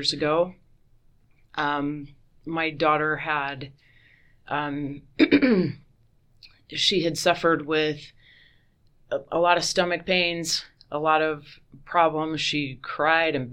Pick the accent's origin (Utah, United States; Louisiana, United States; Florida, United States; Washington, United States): Utah, United States; Lewiston; moved away as an adult; also born or lived in Houston, Texas / Boise, Idaho; now in Nampa, United States; I grew up in Lewiston, Utah. It's in Cache Valley near Logan